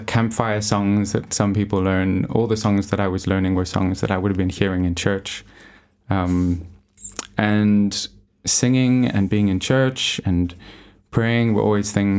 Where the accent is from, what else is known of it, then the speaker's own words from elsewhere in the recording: South Africa; moved away as an adult; also born or lived in Johannesburg, South Africa / Jeffreys Bay, Eastern Cape, South Africa; I am from South Africa and was born in Johannesburg. But when I was about 9 years old, my parents moved to the Eastern Cape, where they currently live now, in a little surfing town called Jeffreys Bay.